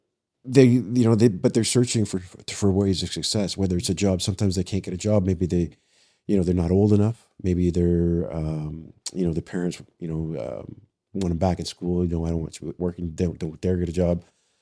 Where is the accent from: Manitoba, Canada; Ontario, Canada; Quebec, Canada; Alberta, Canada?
Ontario, Canada; London; now in Toronto, Canada; I was born and raised in London. I spent some time in the correctional system there with young offenders and then with adults. And then I actually applied to Toronto and they hired me.